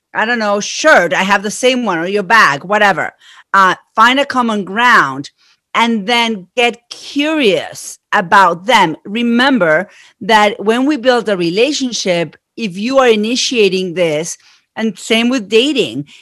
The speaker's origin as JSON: {"language": "English", "country": "Argentina", "accent": "Argentine", "moved": "yes", "said": "I am from Argentina. That's where my accent is from"}